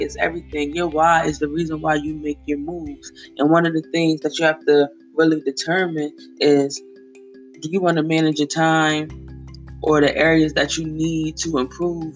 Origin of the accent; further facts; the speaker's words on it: Wilmington, Delaware, United States; I am from Wilmington, Delaware, born and raised